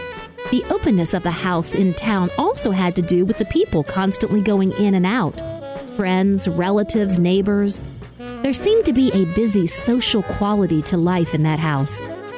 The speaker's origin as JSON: {"language": "English", "region": "Connecticut", "country": "United States", "tie": "born or raised there", "said": "I was growing up in Connecticut, but it might as well have been Mars."}